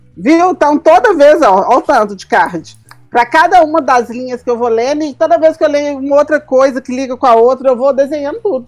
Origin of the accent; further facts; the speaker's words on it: Diamantina, Minas Gerais, Brazil; moved away; Diamantina, né? Que é a minha terra